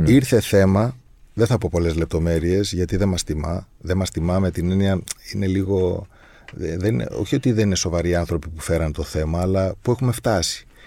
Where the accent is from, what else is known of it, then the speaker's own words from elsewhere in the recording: Crete, Greece; ειδικά εμείς που είμαστε από την Κρήτη και από την Κρήτη.